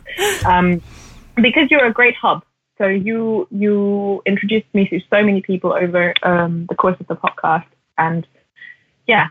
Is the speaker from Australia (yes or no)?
no; Germany; I grew up in Germany and in the 90s